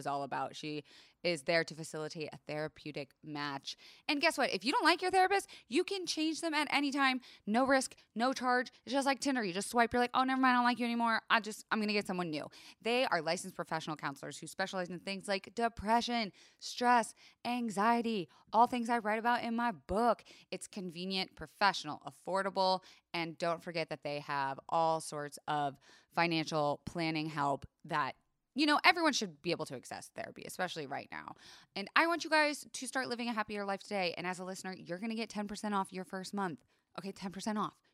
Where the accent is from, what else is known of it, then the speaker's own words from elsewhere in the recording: Florida, United States; I was raised in Florida